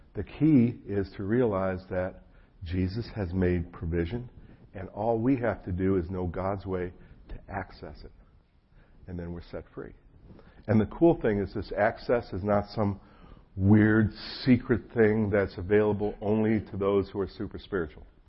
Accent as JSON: {"language": "English", "region": "New Jersey", "country": "United States", "tie": "born or raised there", "also_born_or_lived": "Chapel Hill, North Carolina", "moved": "as an adult", "said": "I was raised in New Jersey."}